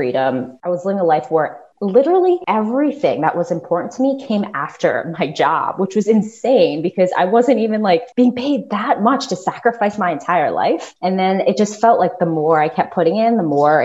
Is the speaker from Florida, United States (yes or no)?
yes; Florida, United States; I grew up in Florida